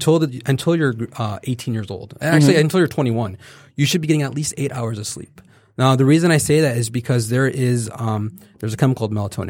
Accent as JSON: {"language": "English", "region": "the South", "country": "United States", "said": "Oh, I love grits. I'm from the South, okay?"}